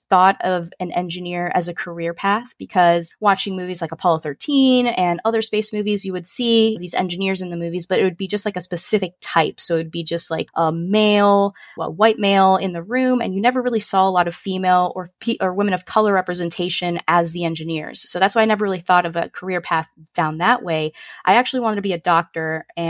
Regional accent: Puerto Rico; first language Spanish; English is a second language; also born or lived in Chicago; now in Orlando, United States; But yeah, we grew up in Puerto Rico and Chicago, like all over the place. And we kind of settled in Orlando, Florida. And that is where I'm currently residing now.

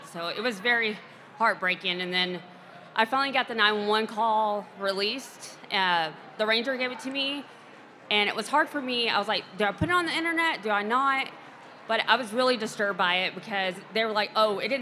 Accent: Texas, United States; I'm from Texas

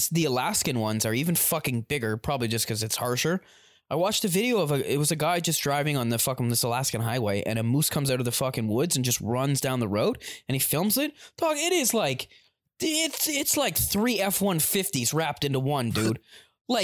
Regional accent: Ontario, Canada; I am from Ontario.

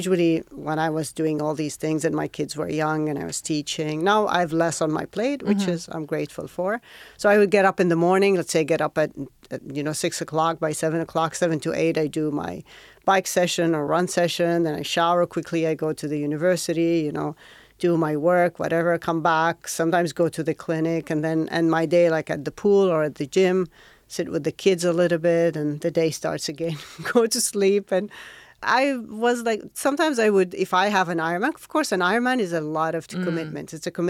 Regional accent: Riyadh, Riyadh Province, Saudi Arabia; born or raised there; now in Jeddah, Saudi Arabia

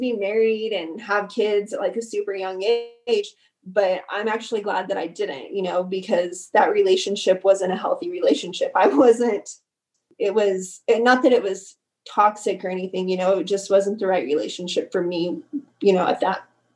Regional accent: Carlsbad, New Mexico, United States; moved away as an adult; also born or lived in Odessa, Texas; moving out of my hometown

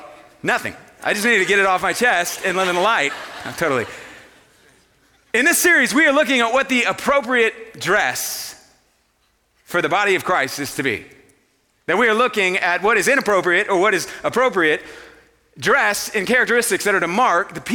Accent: Houston, Texas, United States; I grew up in Houston, Texas

